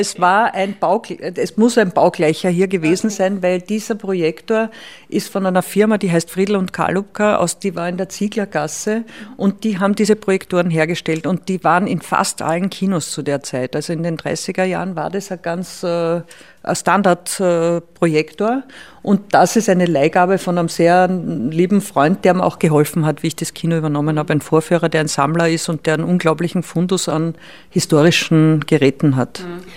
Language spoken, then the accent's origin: German; Salzkammergut, Upper Austria, Austria; moved away as an adult; now in Vienna, Austria; ich komme aus dem Salzkammergut und, und bin dann nach Wien zum Studieren gekommen